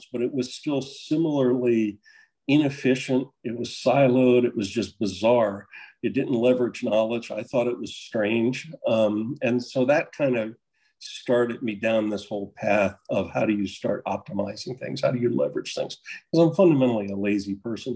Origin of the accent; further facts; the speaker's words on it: Dover, Delaware, United States; moved away as an adult; also born or lived in Virginia; I grew up in Dover, Delaware, and a small business family